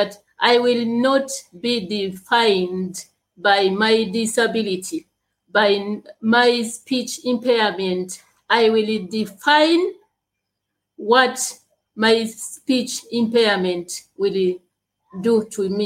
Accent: Uganda; I am from Uganda. I was born in Uganda and I live in Uganda gladly.

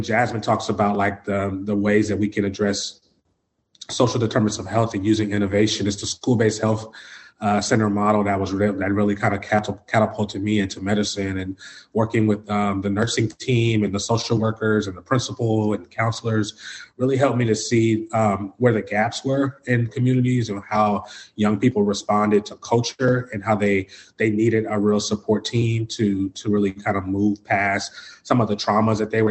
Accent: Oakland, California, United States; also born or lived in Tracy, California; I grew up in East Oakland, California, and between East Oakland and Tracy, California, which is in the Central Valley

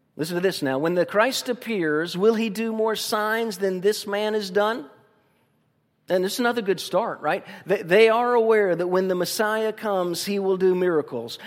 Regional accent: Tuscaloosa, Alabama, United States; moved away; also born or lived in Tampa, Florida; Tuscaloosa's my fondest memories as a, as a young person

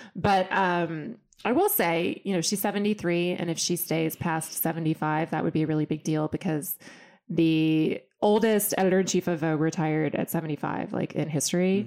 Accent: Austin, Texas, United States; I come from Austin, Texas, and my dad was a math professor

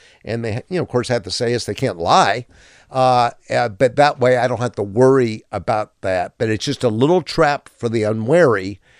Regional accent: Pensacola, Florida, United States; Let me tell you a true Pensacola story, and please. I'm from Pensacola.

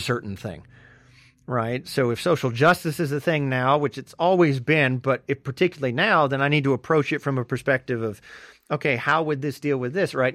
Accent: Deep South, United States; growing up in the Deep South

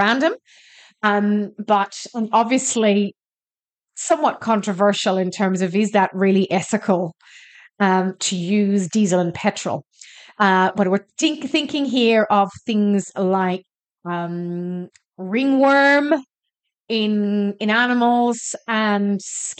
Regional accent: Ireland; now in Australia; I'm Irish.

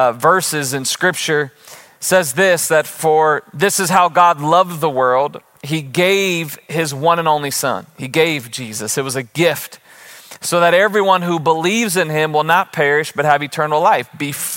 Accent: United States; born into the freedoms that we enjoy as American citizens

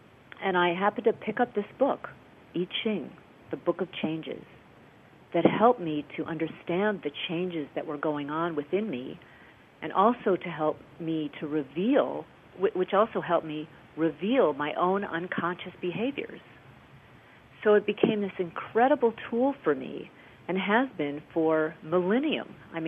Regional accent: Midwest, United States; moved away as an adult; I came from the Midwest, came to Los Angeles to pursue a theatrical career

